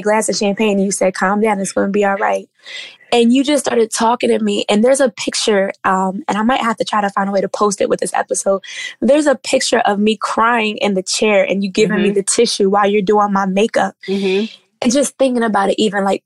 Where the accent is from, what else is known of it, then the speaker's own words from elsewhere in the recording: Harrisburg, Pennsylvania, United States; now in Philadelphia, United States; I'm going home